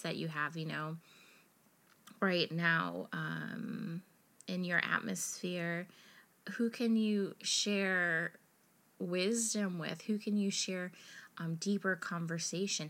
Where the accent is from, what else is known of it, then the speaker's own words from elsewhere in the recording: United States; being American